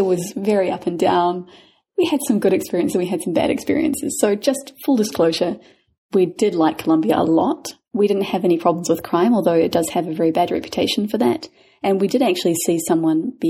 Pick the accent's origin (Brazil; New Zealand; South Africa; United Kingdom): New Zealand; now in Panama; we're from New Zealand